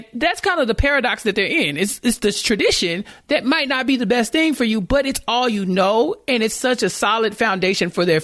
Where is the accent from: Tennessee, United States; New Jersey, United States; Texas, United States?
Texas, United States; I'm from Texas